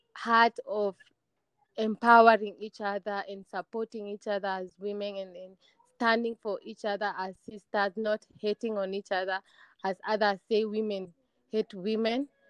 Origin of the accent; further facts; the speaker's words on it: Kenya; I am from Kenya